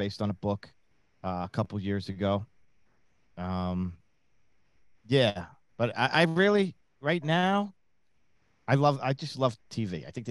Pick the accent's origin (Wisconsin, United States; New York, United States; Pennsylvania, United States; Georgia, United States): New York, United States; Long Island.